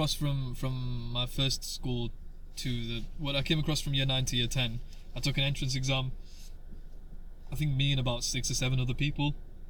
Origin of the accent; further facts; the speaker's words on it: Yorkshire and the Humber, United Kingdom; accent: Yorkshire; Yeah, my dad's got a broader Yorkshire accent than I do.